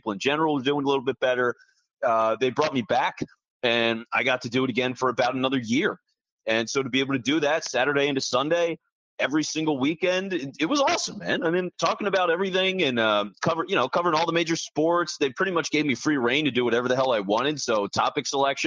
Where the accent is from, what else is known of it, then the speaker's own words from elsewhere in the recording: Philadelphia, Pennsylvania, United States; me growing up in the Philly area